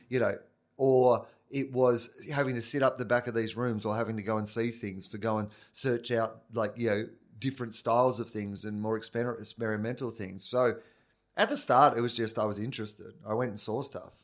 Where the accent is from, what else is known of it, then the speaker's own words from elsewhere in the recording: Victoria, Australia; moved away as an adult; also born or lived in Canberra; I was from Victoria